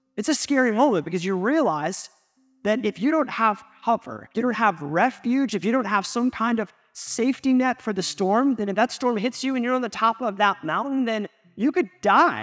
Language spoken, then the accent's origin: English; United States; as an American, we live in this individualistic culture